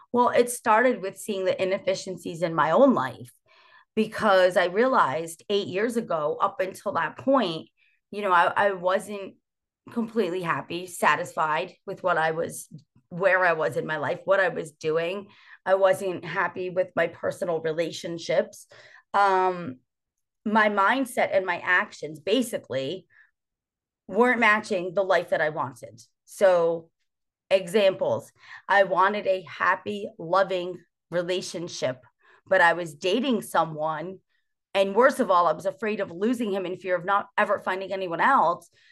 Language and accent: English; New Jersey, United States; born and raised in New Jersey